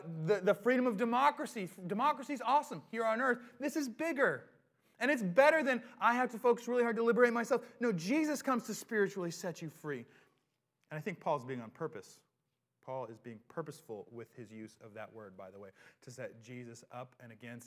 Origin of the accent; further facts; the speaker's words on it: United States; we have a sense of self-determination as Americans